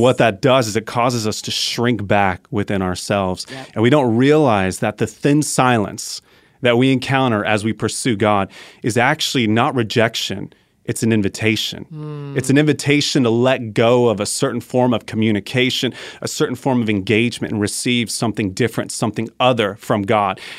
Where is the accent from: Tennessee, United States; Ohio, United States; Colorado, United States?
Colorado, United States; I'm from Colorado